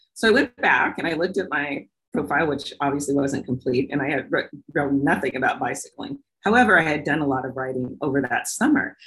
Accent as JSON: {"language": "English", "town": "Portland", "region": "Oregon", "country": "United States", "tie": "born or raised there", "said": "I grew up here in the Northwest in Portland, Oregon"}